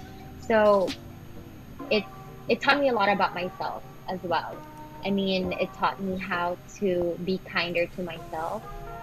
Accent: Philippines; As Filipino athletes, we have to show how resilient we are, how tough we are

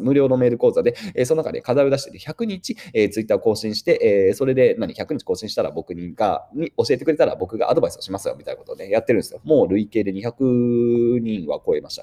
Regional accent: Yokohama, Kanagawa, Japan; 1986年横浜で生まれましたと。

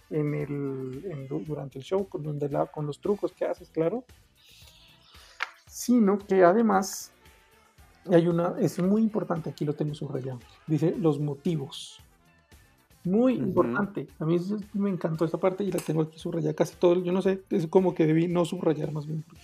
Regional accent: Pasto, Nariño, Colombia; que yo jodo con que yo soy de Pasto. Para los que no saben y no están escuchando, Pasto es la ciudad donde están las personas más inteligentes de Colombia.

